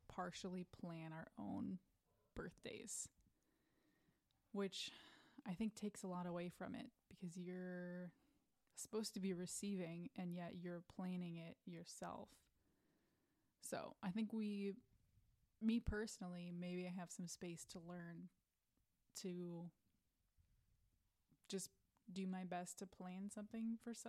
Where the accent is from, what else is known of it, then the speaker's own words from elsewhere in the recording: Midwest, United States; I'm from the Midwest where we have basements